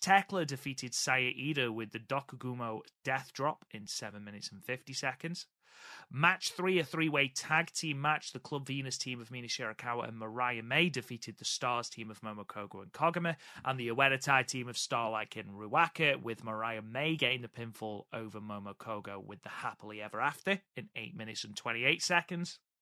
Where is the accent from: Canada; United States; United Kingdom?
United Kingdom; I am British